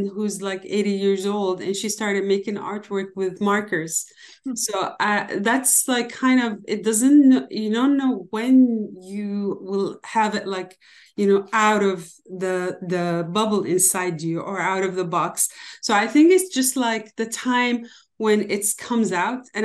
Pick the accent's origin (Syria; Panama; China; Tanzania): Syria; Damascus, Damascus Governorate; Yeah, i am born and raised in Damascus, Syria, as you mentioned.